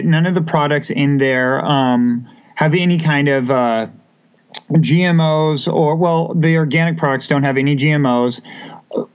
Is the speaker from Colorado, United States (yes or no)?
yes; Colorado, United States; moved away as an adult; also born or lived in New York, New York; now in Wichita, United States; I was born and raised here in Wichita, Kansas, and then had the opportunity at age six to move out with my parents to Colorado, where I spent most of my college or high school and college years